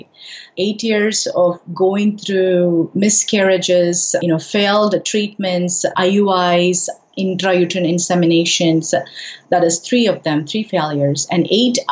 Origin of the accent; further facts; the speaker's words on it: India; moved away; I'm originally from India